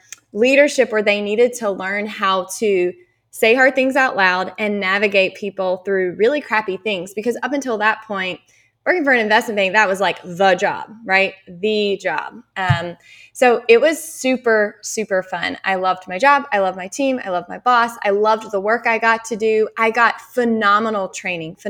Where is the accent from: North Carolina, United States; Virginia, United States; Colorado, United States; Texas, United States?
North Carolina, United States; Eastern; I grew up in Eastern North Carolina. It was a small town